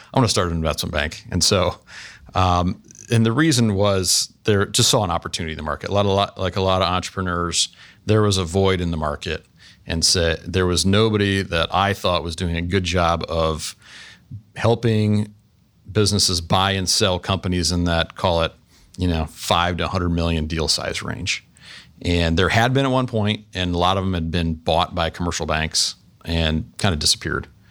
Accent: Canton, Ohio, United States; now in Columbus, United States; I grew up in, was born and raised in Canton, Ohio, so just northeast of here

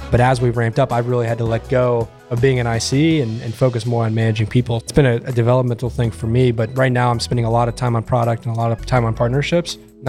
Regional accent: Chillicothe, Ohio, United States; also born or lived in Athens, Ohio; now in Columbus, United States; born and raised in Ohio. I grew up about an hour south in Chillicothe.

